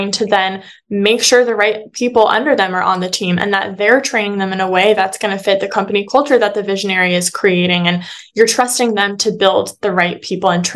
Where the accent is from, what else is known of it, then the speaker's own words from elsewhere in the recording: Phoenix, Arizona, United States; a local marketing agency within my hometown in Phoenix